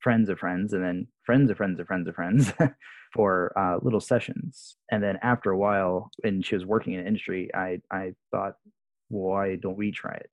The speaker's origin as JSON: {"language": "English", "town": "Jacksonville", "region": "Florida", "country": "United States", "tie": "born or raised there", "moved": "as an adult", "lives_now": "Japan", "said": "I grew up in Jacksonville, Florida, myself"}